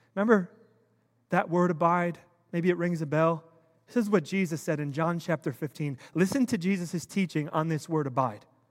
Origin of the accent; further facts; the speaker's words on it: United States; I'm an American. I was born and raised here